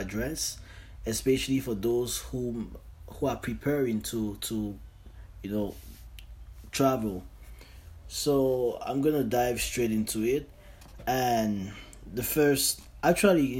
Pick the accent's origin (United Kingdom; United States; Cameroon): Cameroon; moved away as an adult; now in Canada; I'm from Cameroon. That's in Central Africa, and I'm currently in Canada.